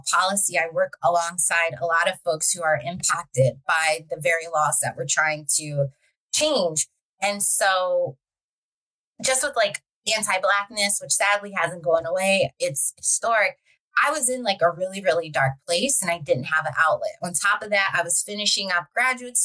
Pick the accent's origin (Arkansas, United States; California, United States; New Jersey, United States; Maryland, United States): Maryland, United States; Baltimore; I'm from Baltimore